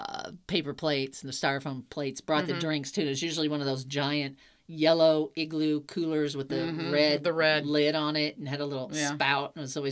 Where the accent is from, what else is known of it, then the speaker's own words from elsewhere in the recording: Midwest, United States; we're from the Midwest.